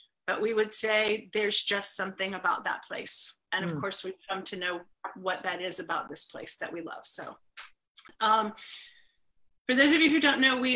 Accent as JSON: {"language": "English", "town": "Leesburg", "region": "Florida", "country": "United States", "tie": "born or raised there", "also_born_or_lived": "Orlando, Florida", "said": "I was actually 3 when we moved here, so not quite born here, but 3 years old."}